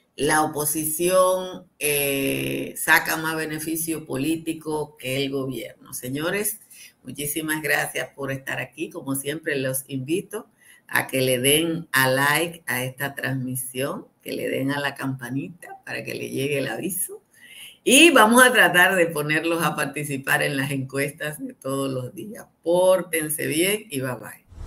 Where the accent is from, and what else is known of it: Dominican Republic